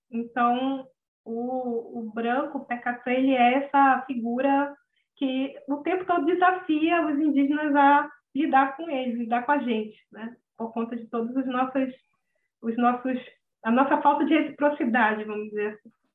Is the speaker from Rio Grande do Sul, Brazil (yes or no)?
no; Manaus, Amazonas, Brazil; also born or lived in Rio de Janeiro; eu nasci no Rio, mas eu moro aqui em Manaus desde os três anos